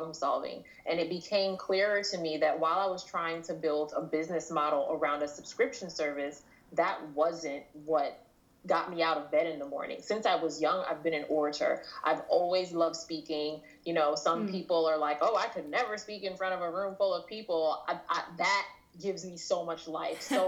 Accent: New York City, New York, United States; first language English; I grew up in Queens, New York

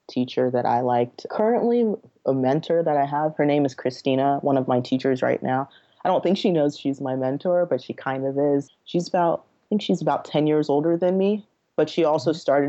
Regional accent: Nigeria; now in United States; I'm from Nigeria. I was born there.

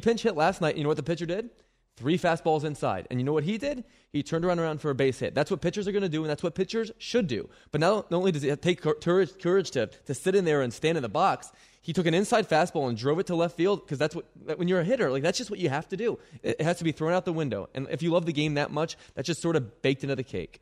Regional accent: Philadelphia, Pennsylvania, United States; It's my hometown

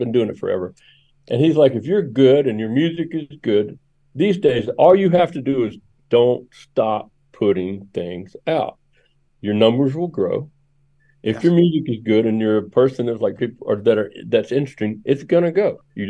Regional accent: Memphis, Tennessee, United States; I grew up in Memphis, and I grew up playing drums in a racially mixed gospel band, right?

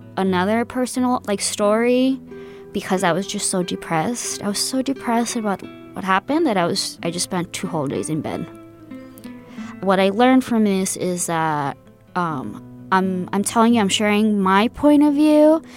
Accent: El Paso, Texas, United States; also born or lived in Ciudad Juárez, Mexico; now in San Francisco Bay Area, United States; I am half from Juarez and half from El Paso. I just like to say the border. I'm from the border

